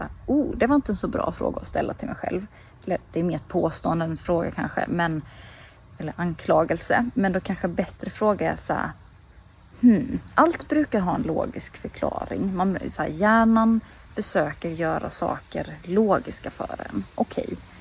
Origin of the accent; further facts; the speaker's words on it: Småland, Sweden; moved away; sitter här hemma i Småland nu utanför eh, mina föräldrars